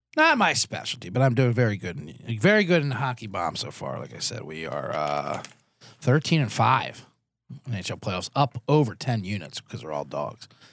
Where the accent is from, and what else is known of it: United States